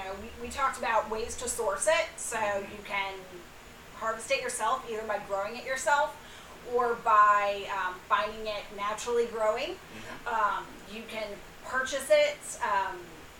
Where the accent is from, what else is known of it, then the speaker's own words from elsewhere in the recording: Louisiana, United States; moved away; I am originally from the Gulf Coast. I'm originally from Louisiana